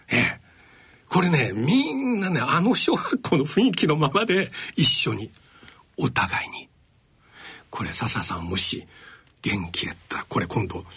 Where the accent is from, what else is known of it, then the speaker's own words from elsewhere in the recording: China; now in Japan; 私の出身地である中国